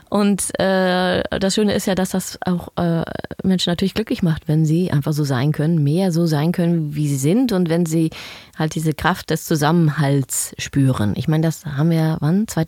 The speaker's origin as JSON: {"language": "German", "country": "Netherlands", "second_language": "German", "said": "Ja, sage ich, ich bin Holländerin. So schnell gebe ich nicht auf."}